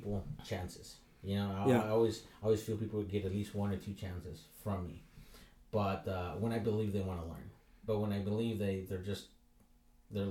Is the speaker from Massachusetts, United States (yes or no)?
no; San Diego, California, United States; I grew up in San Ysidro, and I was a welfare kid